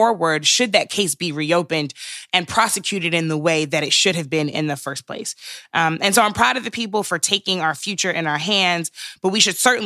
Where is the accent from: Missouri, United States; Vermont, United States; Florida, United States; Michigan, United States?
Missouri, United States; St. Louis County; my hometown of St. Louis County, where I still split my time